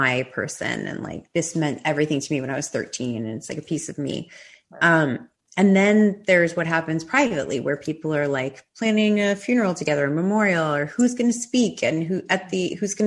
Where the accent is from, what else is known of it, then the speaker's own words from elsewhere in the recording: New York, United States; moved away as an adult; also born or lived in Los Angeles; I grew up in New York, and then I lived in LA for like all of my 20s.